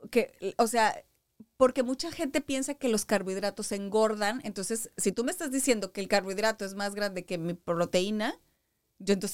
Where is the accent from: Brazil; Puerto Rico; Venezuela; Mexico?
Mexico; yo soy mexicana